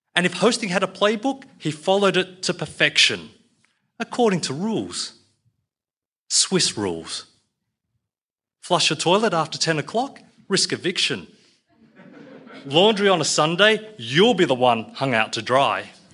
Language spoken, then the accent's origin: English; Australia; I'm an Aussie Chinaman